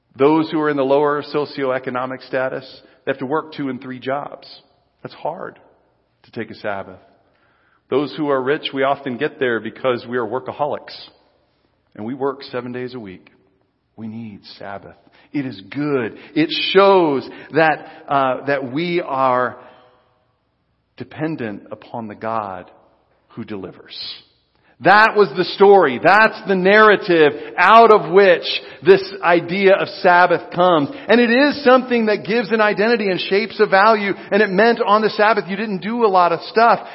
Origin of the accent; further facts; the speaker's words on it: United States; I'm an American Christian